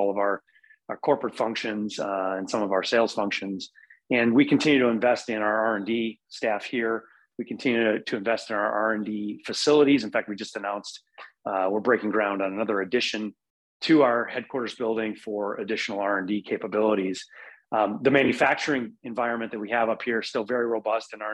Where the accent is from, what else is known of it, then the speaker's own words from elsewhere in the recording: Wisconsin, United States; I'm born and raised in Wisconsin, love it here.